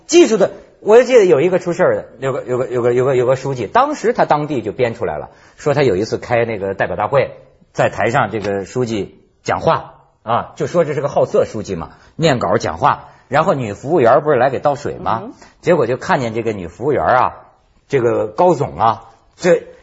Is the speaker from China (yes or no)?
yes; China; 我们中国人